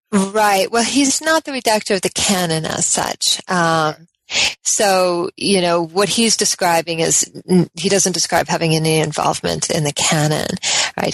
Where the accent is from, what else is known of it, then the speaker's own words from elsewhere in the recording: Colorado, United States; also born or lived in Oregon; I'm from the West. Um, generally, I was born in Colorado